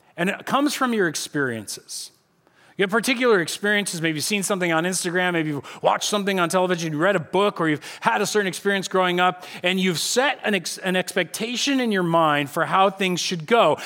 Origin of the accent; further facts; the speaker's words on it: United States; I'm an American